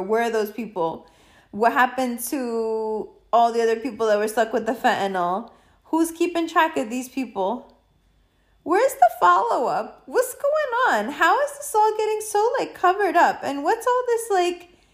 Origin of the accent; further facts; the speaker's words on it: United States; being an American